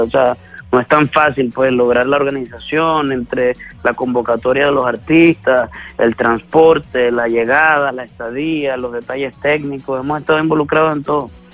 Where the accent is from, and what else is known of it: Venezuela